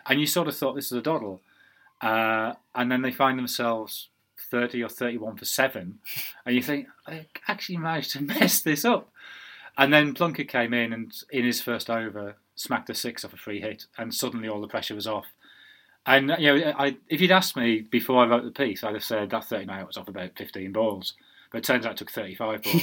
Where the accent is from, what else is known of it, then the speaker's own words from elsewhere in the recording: Sunderland, North East England, United Kingdom; moved away; I, am from Sunderland. I'm, a, you know, Durham is my my county